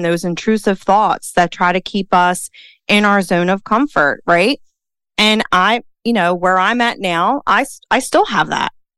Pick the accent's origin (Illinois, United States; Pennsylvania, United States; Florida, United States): Pennsylvania, United States; Philadelphia; accent: Philly; Dana and I, we're both from Philly. I love our accent